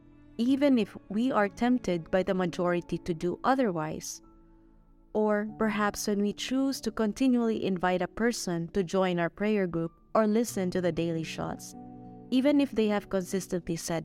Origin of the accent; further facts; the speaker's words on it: Philippines; now in Mexico; I am a Filipina missionary assigned here in Mexico.